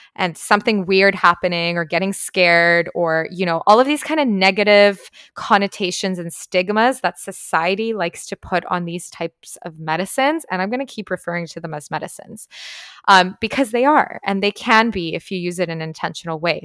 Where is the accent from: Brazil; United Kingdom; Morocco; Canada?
Canada; moved away as an adult; I was, like, a teenager growing up in Canada